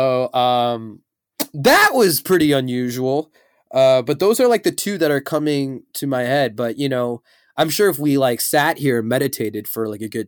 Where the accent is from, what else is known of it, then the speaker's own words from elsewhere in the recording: Chicago, Illinois, United States; I am a showman and entertainment business owner, and I am from Chicago.